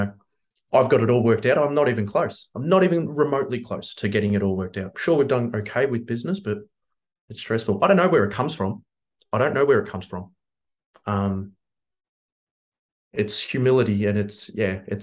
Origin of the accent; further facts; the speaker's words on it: Melbourne, Victoria, Australia; we grew up in Coburg, we bought in Brunswick, the neighboring suburb